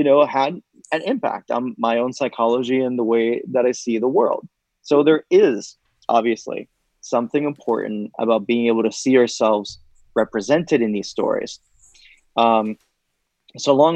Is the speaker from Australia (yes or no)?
no; Puerto Rico; now in United States; when I was growing up in Puerto Rico